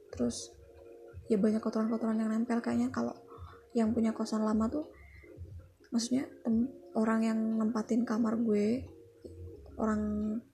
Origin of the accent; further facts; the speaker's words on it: Indonesia; ya gue emang orang Jawa